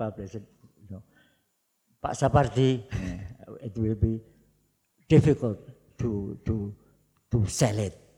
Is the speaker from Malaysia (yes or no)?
no; Surakarta, Central Java, Indonesia; first language Javanese; English is a second language; moved away as an adult; also born or lived in Yogyakarta; Solo, my hometown